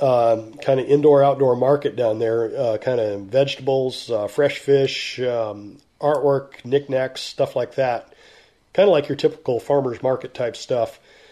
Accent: Vancouver, Washington, United States; But if I tell people I'm from Vancouver, they assume I'm Canadian.

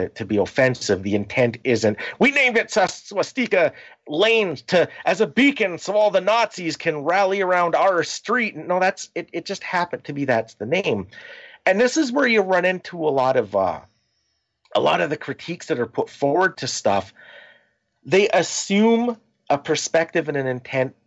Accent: Canada; We're Canadian

